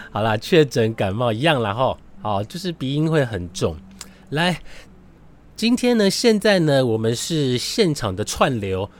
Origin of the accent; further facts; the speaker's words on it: Su'ao, Yilan County, Taiwan; now in Taipei, Taiwan; 我的故乡南方澳